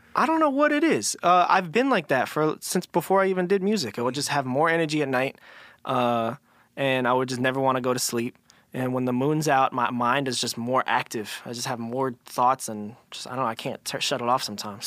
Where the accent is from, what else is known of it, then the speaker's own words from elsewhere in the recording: Philadelphia, Pennsylvania, United States; also born or lived in Los Angeles; I was in Philly for, like, first, like, I don't know however many first years of my life, and then my, my family progressively would move into, like, a suburb, like, outside